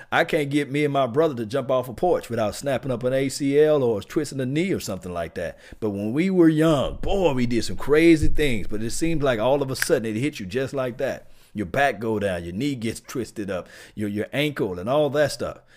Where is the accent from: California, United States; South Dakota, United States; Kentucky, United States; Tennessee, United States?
Tennessee, United States; Pall Mall; Yes, uh, I'm from Pall Mall. Yes, what I'm talking about, Tennessee.